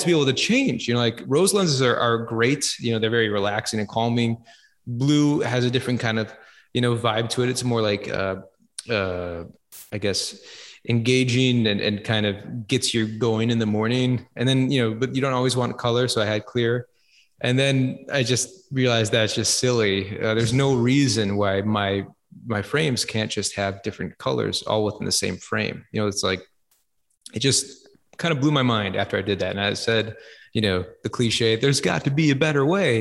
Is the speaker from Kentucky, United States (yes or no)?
no; Minneapolis, Minnesota, United States; I'm from Minneapolis